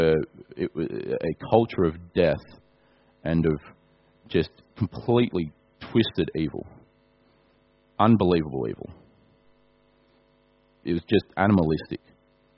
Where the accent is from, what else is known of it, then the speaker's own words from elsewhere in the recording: Australia; I'm an Australian